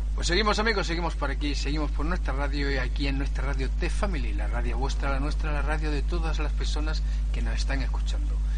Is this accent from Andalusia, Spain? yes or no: yes; Peñarroya-Pueblonuevo, Andalusia, Spain; now in Barcelona, Spain; de Peñarroyo, Peñarroya, Nuevo Córdoba, residente en la ciudad Condá, Barcelona